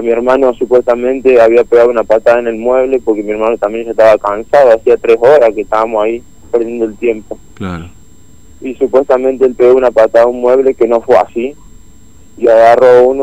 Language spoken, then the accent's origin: Spanish; San Francisco, Córdoba, Argentina; nosotros somos de San Francisco, Córdoba.